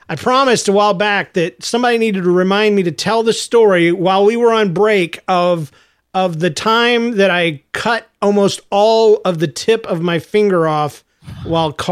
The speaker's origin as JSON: {"language": "English", "region": "Georgia", "country": "United States", "said": "I'm from Georgia, man."}